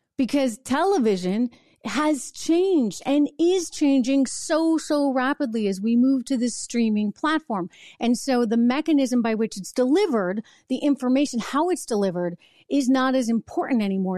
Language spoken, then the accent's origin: English; New Hampshire, United States; I'm out to dinner in my hometown in New Hampshire